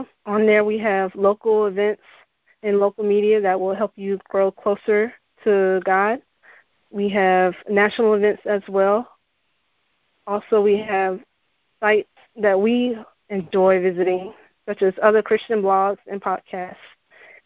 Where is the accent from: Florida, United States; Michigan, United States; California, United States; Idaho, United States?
Florida, United States; Central; also born or lived in Arizona; I was born and raised in Central Florida